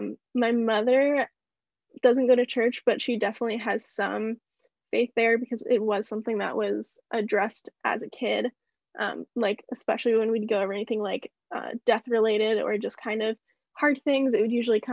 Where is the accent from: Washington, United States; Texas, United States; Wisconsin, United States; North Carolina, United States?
Washington, United States; born there; I have to say Washington. That's where I go to college. That's where I was born.